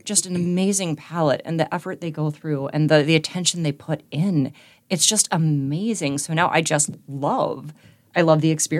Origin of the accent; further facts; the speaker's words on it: Alaska, United States; And I'm from Alaska.